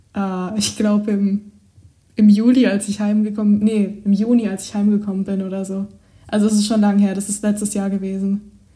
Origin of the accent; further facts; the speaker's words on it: Germany; also born or lived in England; bei uns in Deutschland